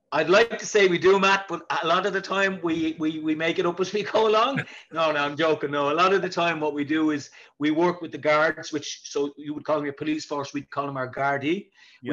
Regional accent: Dublin, Leinster, Ireland; I'm from Dublin. I'm from a place called the South Inner City

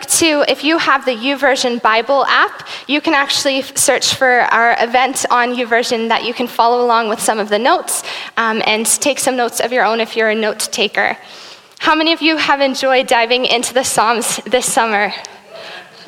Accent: South Africa; now in Burlington; I am South African. My family, I was born there and raised there until 2005 when we moved here to Burlington.

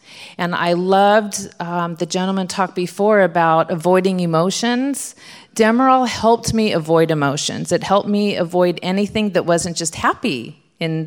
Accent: Southern California, United States; I'm from Southern California.

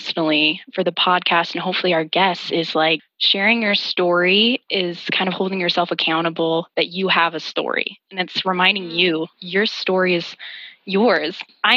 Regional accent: Idaho, United States; moved away; I'm out here in Idaho feeling like I'm in my roots

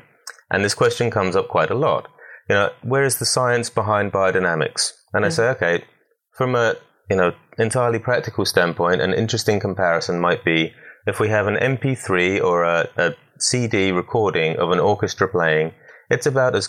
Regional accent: Southampton, South East England, United Kingdom; moved away as an adult; now in United States; I'm originally British born down in Southampton. And then went through normal schooling and then went on to study horticulture at Hadlow College down in Kent.

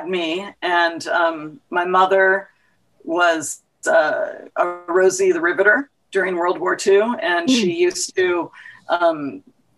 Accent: San Diego, California, United States; I was born in San Diego, California

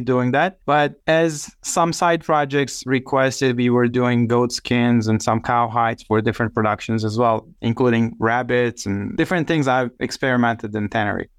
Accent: Biga, Çanakkale, Turkey; English is a second language; moved away as an adult; also born or lived in Istanbul / Turkmenistan / Armenia / Chicago; now in United States; Çanakkale is my hometown, which is the ancient Troy region in the northwest coast

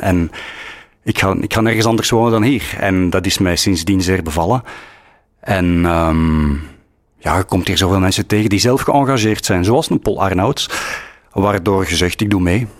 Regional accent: Flanders, Belgium; wie we zijn als Vlamingen

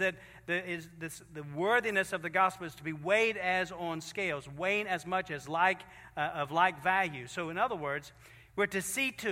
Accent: Virginia, United States; we're from Virginia

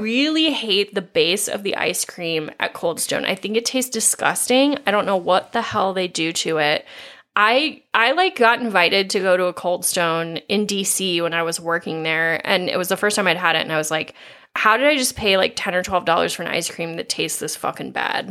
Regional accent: Midwest, United States; as Midwesterners

